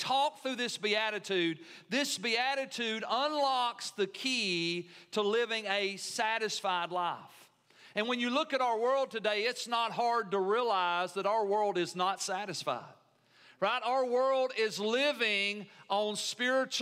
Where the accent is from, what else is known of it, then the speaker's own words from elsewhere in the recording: United States; as an American